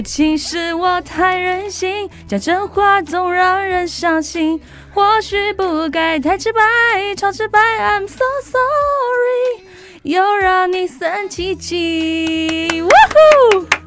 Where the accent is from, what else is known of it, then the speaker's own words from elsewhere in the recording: Taiwan; 我们台湾人